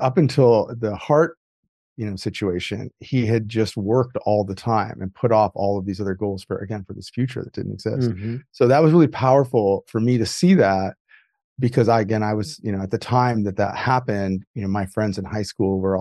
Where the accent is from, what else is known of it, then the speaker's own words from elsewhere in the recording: Midwest, United States; I grew up, I was raised in the Midwest